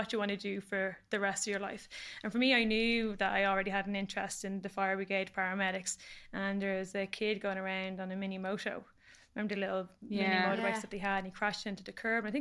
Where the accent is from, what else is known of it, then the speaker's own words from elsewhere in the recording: Warrenview, Leinster, Ireland; growing up in Warrenview, we were a bit of a mad estate.